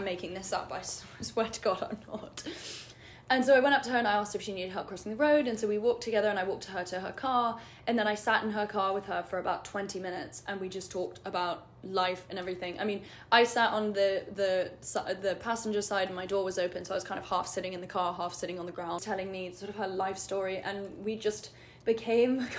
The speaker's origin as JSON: {"language": "English", "region": "London", "country": "United Kingdom", "moved": "as an adult", "said": "I'm from London. I just moved here."}